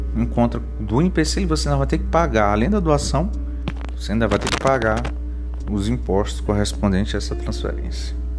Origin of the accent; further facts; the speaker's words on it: São Luís, Maranhão, Brazil; eu sou de São Luís do Maranhão